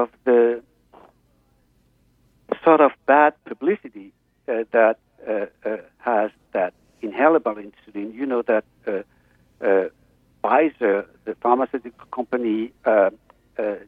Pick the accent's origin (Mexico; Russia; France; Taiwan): France; moved away as an adult; now in Los Angeles, United States; I'm now located in Los Angeles for the last 10 years, but I'm originally from France